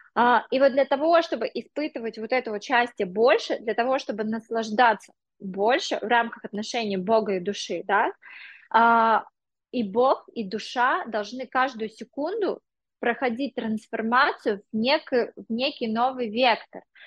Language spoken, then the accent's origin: Russian; Sergiyev Posad, Moscow Oblast, Russia; also born or lived in India; now in England, United Kingdom; когда я была девочкой из Сергиев Посада